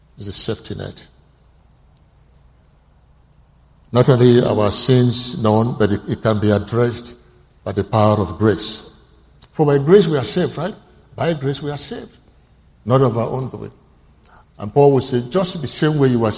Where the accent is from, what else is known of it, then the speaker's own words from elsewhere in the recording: Oron, Akwa Ibom, Nigeria; I'm speaking English, but I'm not an Englishman. I'm a typical Nigerian from Oron.